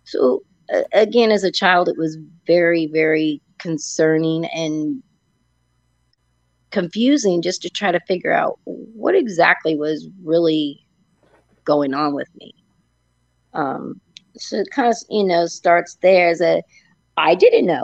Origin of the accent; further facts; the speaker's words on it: Napa Valley, California, United States; I grew up in Napa Valley